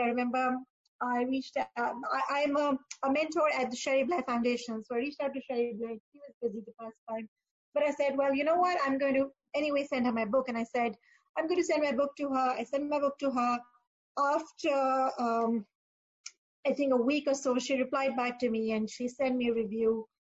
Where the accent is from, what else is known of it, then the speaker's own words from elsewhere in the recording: Pakistan; moved away as an adult; also born or lived in Dubai; I am originally from Pakistan, um, and that's where I started my career